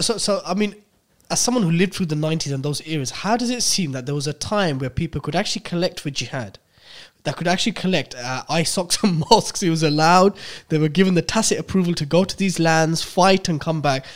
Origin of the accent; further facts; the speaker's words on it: United Kingdom; we're literally Brits who were born here